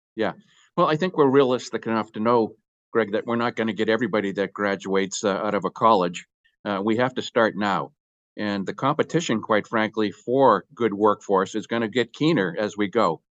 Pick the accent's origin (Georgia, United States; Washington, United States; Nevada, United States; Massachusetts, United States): Massachusetts, United States; Boston; moved away; also born or lived in Texas; I'm from Texas, but originally from Boston